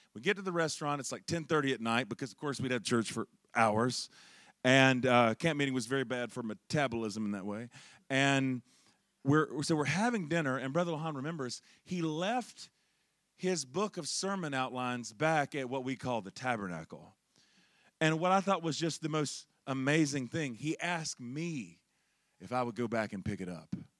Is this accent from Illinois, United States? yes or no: no; Charlotte, North Carolina, United States; I'm originally from Charlotte, North Carolina